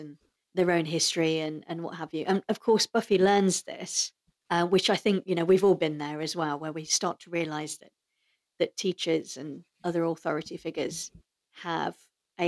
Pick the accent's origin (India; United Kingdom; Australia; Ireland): United Kingdom; as a British girl